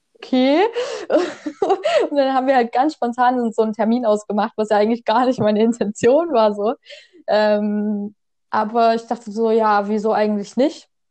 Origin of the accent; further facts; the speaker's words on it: Saxony, Germany; ich komme aus Sachsen